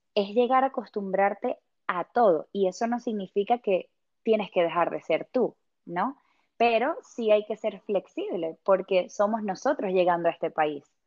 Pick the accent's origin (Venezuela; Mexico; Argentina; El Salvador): Venezuela; moved away as an adult; now in England, United Kingdom; yo soy venezolana